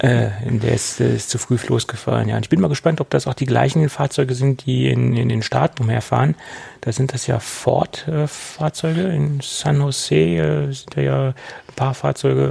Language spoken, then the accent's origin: German; Germany; also born or lived in Lower Saxony; bei uns in Deutschland